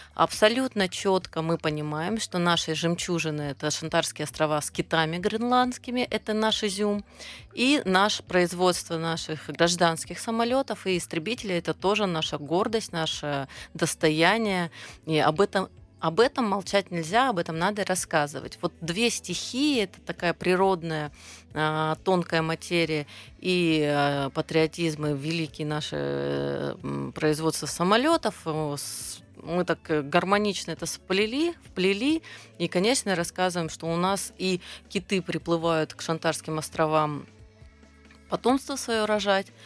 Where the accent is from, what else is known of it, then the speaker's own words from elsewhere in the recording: Southern Urals, Russia; moved away as an adult; now in Khabarovsk, Russia; я родом с Южного Урала, на Дальний Восток и приехал несколько лет назад